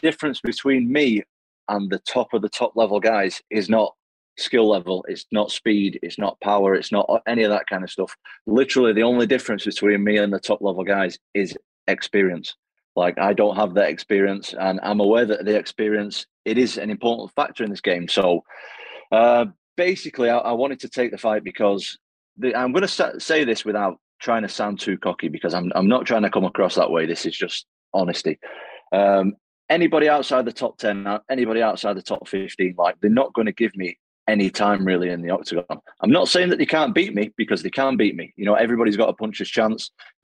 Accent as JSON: {"language": "English", "town": "Manchester", "region": "North West England", "country": "United Kingdom", "said": "I'm obviously a British guy. I'm from Manchester, England."}